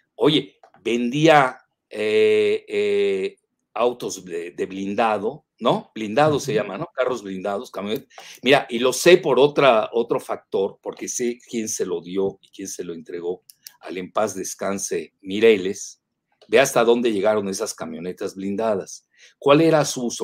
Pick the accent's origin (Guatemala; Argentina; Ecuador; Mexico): Mexico; Yucatán; los yucatecos